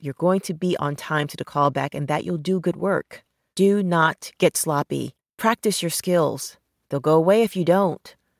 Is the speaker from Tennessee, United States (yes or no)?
no; New York City, New York, United States; growing up in New York City